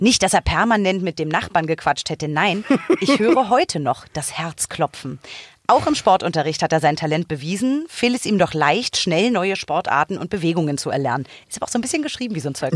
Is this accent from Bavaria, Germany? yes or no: no; Berlin, Germany; ich bin in so quasi Nähe Kudamm geboren, born and raised am Kudamm